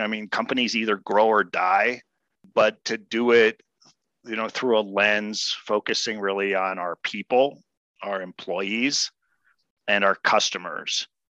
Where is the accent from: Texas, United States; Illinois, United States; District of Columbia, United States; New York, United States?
District of Columbia, United States; Washington; moved away as an adult; also born or lived in Claremont, California; now in Colorado, United States; born and raised in Washington, D.C